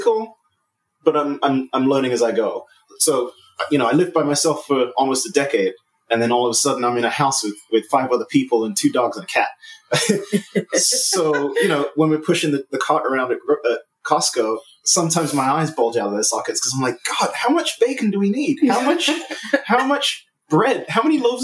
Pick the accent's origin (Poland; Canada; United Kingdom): United Kingdom; England; moved away; I'm originally from England